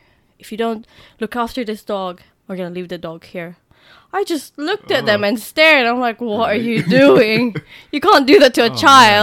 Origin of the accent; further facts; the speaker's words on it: England, United Kingdom; I don't know. We're English.